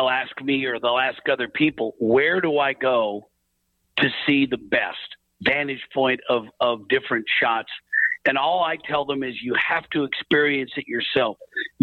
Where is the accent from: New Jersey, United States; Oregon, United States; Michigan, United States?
Oregon, United States; Portland; Being from Portland